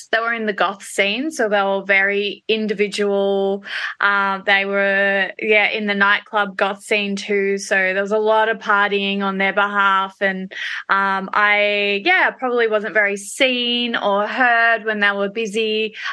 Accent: Perth, Western Australia, Australia; born there; Yes, I was born in Perth, Australia.

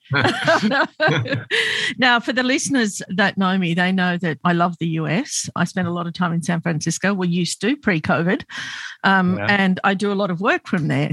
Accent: Australia; I'm Lebanese Australian. So um, my parents immigrated to Australia in the 50s, and I grew up as an outsider

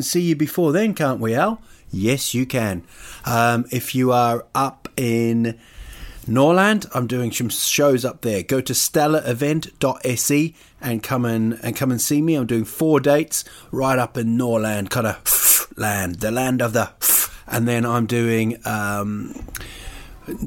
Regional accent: Rotorua, Bay of Plenty, New Zealand; born or raised there; now in Sweden

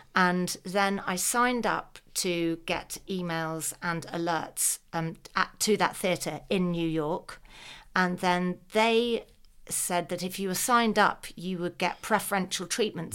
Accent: United Kingdom; as a Brit

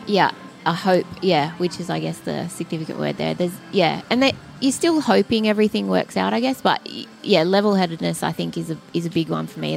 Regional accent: Sydney, New South Wales, Australia; moved away as an adult; now in Newcastle, Australia; I'm from Sydney

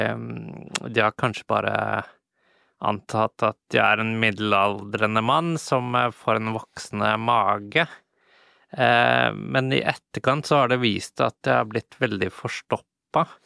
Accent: Iceland; also born or lived in London / Paris / Czech Republic / Japan; now in Norway; Men så er jeg jo opprinnelig fra Island, og jeg eh, bor i Norge

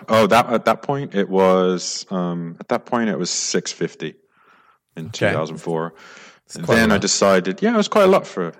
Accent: London, United Kingdom; I suppose as a kid growing up in London, I went to some fancy schools like Hill House, Westminster School, and then the LSE.

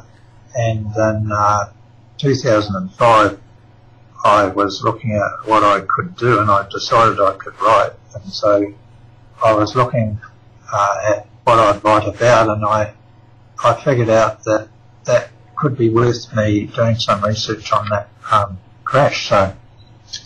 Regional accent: New Zealand; moved away as an adult; now in Australia; I'm actually a New Zealander. I was born in New Zealand. I've been in Australia, though, for about something like 26 years

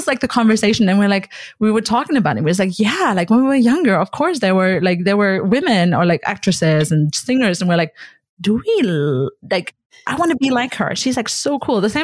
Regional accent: Germany; also born or lived in Connecticut, United States; I'm from Germany

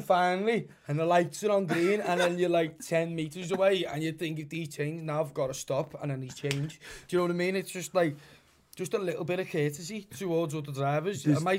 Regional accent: Liverpool, North West England, United Kingdom; accent: Scouse; we're not English, we're Scouts.

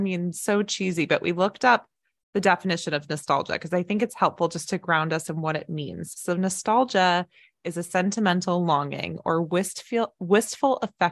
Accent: Dallas, Texas, United States; born there; but I was born in Dallas, Texas, and I lived there twice. And Texas football is such a big thing.

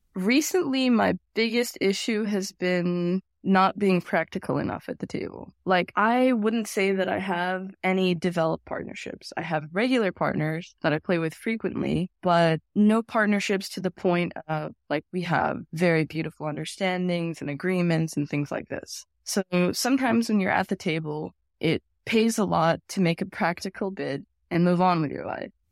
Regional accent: Las Vegas, Nevada, United States; I grew up in Vegas

